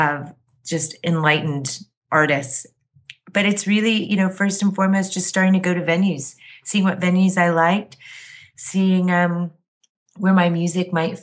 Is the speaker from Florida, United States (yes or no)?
no; Kansas City, Missouri, United States; moved away as an adult; also born or lived in New York / Boston / San Francisco / Philadelphia; now in Los Angeles, United States; I grew up in Kansas City, went to school in New York, spent a brief amount of time in Boston